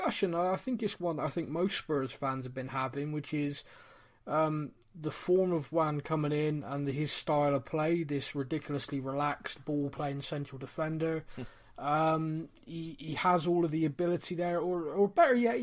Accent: Bristol, South West England, United Kingdom; we're both from Bristol

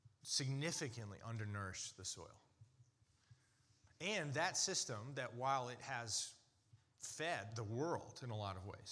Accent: United States; as an American

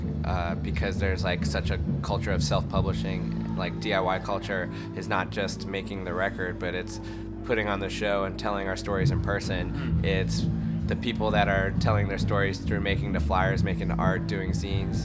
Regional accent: Central Pennsylvania, United States; moved away as an adult; now in United Kingdom; growing up in Central PA, you got a little bit of everything

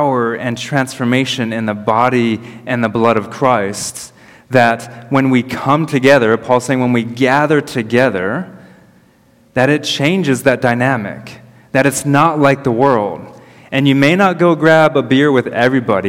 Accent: United States; moved away; I'm American

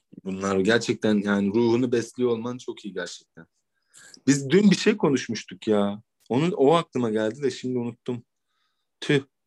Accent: Ankara, Turkey; ben Ankara'da doğma büyüme olduğum için

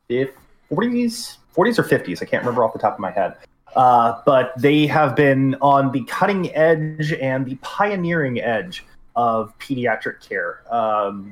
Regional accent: Houston, Texas, United States; I'm from the Houston area.

